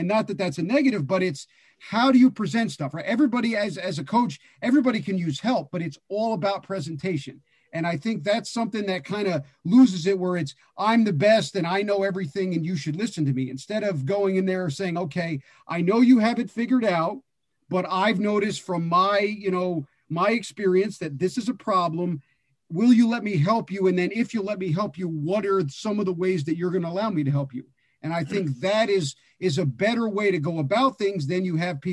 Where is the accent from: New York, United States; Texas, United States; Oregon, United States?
New York, United States; New York City; moved away; I was from Brooklyn and coaching in Brooklyn